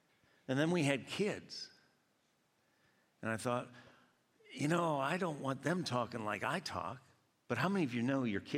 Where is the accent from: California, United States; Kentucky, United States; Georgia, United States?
Georgia, United States; born there; I was born in Georgia, but I've been up here enough that I don't always say y'all.